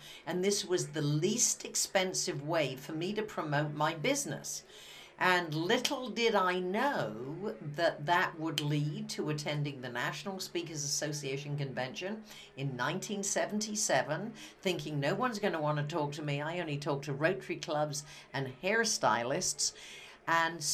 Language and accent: English; Wimborne, South West England, United Kingdom; moved away; I come from Wimborne, Dorset.